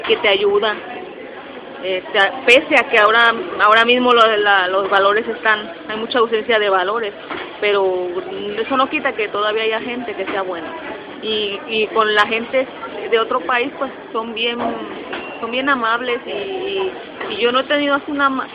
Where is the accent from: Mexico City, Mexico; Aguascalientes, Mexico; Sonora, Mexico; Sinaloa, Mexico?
Mexico City, Mexico; now in Puerto Rico; yo nací en la Ciudad de México, eh, yo viví, bueno, mi casa está cerca del aeropuerto internacional